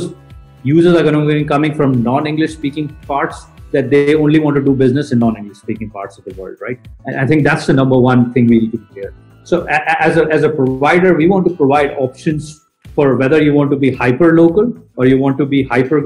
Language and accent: English; India